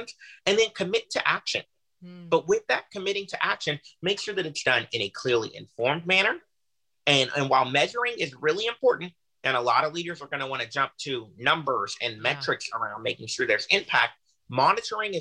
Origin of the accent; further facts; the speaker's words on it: Houston, Texas, United States; I was raised by a single parent, by my mother, in Houston, Texas